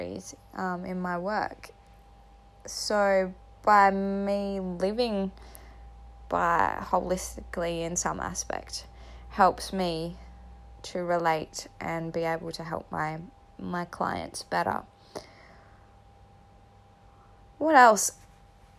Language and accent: English; Katherine, Northern Territory, Australia; also born or lived in Townsville, Queensland; now in Darwin, Australia; I was raised in Katherine